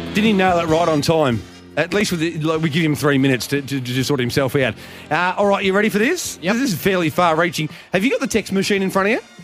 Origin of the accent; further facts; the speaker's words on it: Geelong, Victoria, Australia; I'm bloody from Geelong.